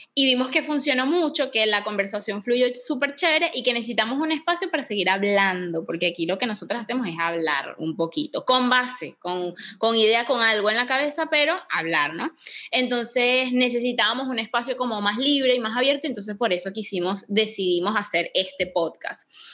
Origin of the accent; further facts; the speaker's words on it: Venezuela; now in Panama; yo soy de Venezuela